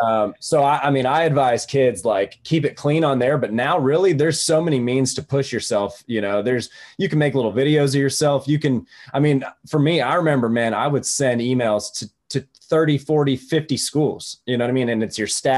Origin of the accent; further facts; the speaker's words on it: Greenville, South Carolina, United States; also born or lived in Atlanta; I grew up in Greenville, so it was near home